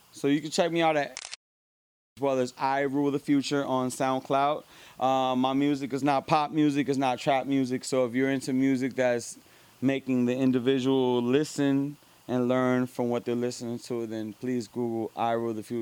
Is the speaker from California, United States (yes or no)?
no; Lakewood, New Jersey, United States; born there; also born or lived in Miami / New York; I was born in Lakewood, New Jersey. You know what I'm saying? Jersey born. Then I lived in Miami.